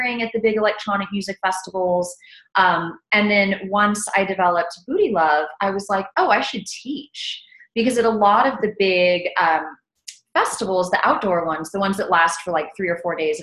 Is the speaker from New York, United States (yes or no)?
no; South Texas, United States; also born or lived in Austin, Texas; I grew up in South Texas, right along the border of Texas and Mexico.